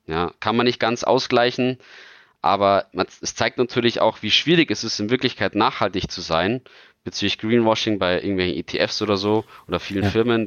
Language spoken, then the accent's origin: German; Bavaria, Germany; als Bayer